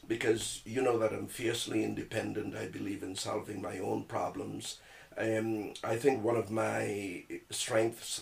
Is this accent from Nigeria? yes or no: no; Trinidad & Tobago; moved away as an adult; now in Toronto, Canada; I was born in Trinidad and Tobago, TNT, sweet TNT, so I'm a Trinidad bone